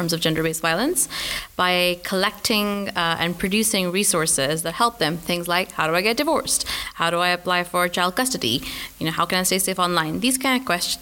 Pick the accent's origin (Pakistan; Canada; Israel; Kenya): Pakistan; moved away as an adult; also born or lived in Glasgow; I grew up in Pakistan